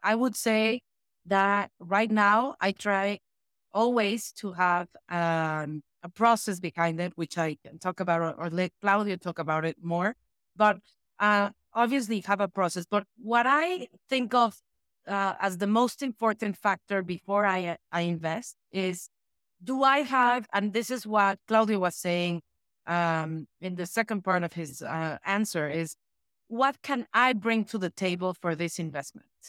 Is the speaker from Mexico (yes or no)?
yes; Mexico City, Mexico; I am born and raised in Mexico City.